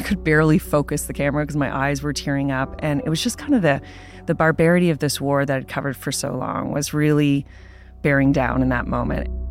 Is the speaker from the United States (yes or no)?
no; Canada; being a Canadian working for the Toronto Star